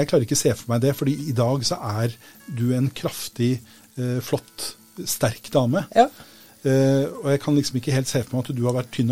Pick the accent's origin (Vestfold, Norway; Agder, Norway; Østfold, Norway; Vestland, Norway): Vestfold, Norway; Sandefjord; Jeg er fra Sandfjord.